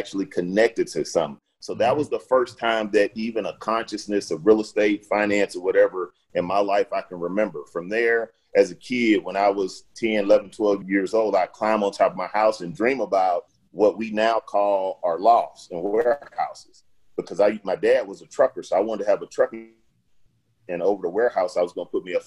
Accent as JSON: {"language": "English", "town": "Houston", "region": "Texas", "country": "United States", "tie": "born or raised there", "said": "I grew up in Fifth Ward in Houston"}